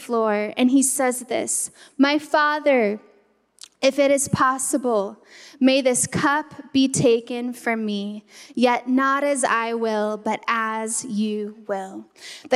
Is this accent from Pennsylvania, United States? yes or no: no; California, United States; I'm from California.